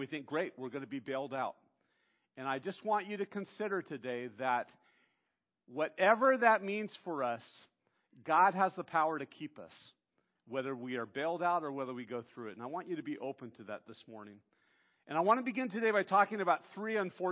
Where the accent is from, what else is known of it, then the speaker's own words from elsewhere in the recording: United States; as Western American Christians